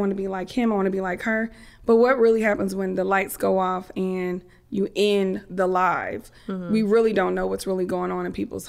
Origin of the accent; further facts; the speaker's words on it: Germany; born there; They had me. I was born in Germany. So every time I would apply for college, I have to have that little certificate, student born abroad, right?